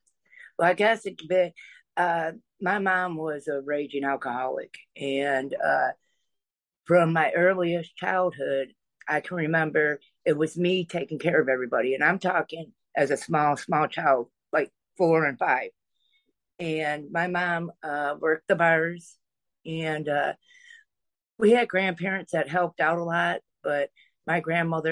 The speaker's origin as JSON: {"language": "English", "region": "Michigan", "country": "United States", "said": "I'm from Michigan, and we moved into a state park"}